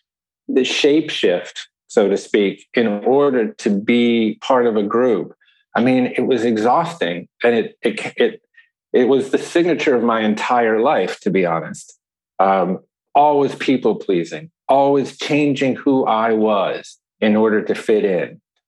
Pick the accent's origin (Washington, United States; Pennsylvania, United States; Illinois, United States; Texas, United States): Illinois, United States; Chicago; born there; I was born in Chicago too.